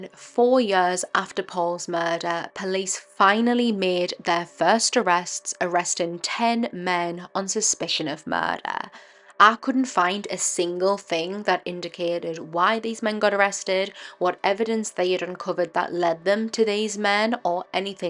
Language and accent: English; Durham, North East England, United Kingdom; I'm also from Durham, the area where this case happened